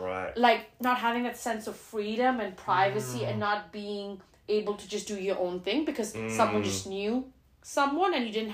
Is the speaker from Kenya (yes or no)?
no; Geneva, Switzerland; Like, when I was growing up in Geneva, I was like, I don't really have a choice.